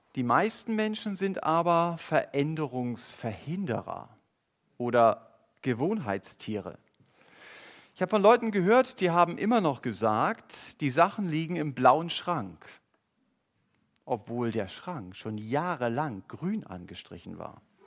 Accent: Germany; Wir als Deutsche

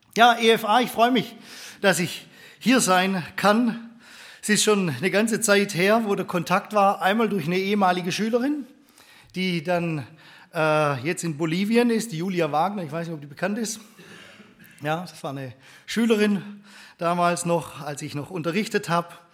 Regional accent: Steinenbronn, Baden-Württemberg, Germany; also born or lived in Stuttgart; Bin gebürtiger Stuttgarter, aber da habe ich noch nicht so viel mitgekriegt damals. Bin aufgewachsen in einem kleinen Ort in Steinenbronn

